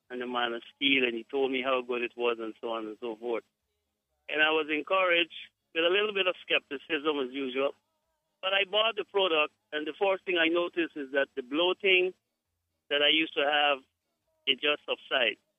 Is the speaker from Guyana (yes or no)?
yes; Guyana; I am from Guyana